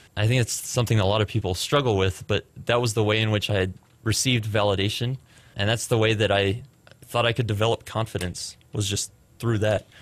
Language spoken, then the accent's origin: English; Frisco, Texas, United States; also born or lived in Plano, Texas; I was born in Plano, went to Frisco schools for the majority of my childhood, graduated from Liberty High School out in Frisco, Texas